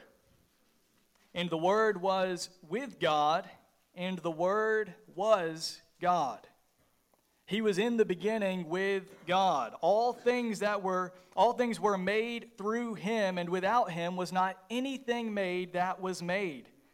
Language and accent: English; just south of Atlanta, Georgia, United States; I grew up just south of the city of Atlanta, Georgia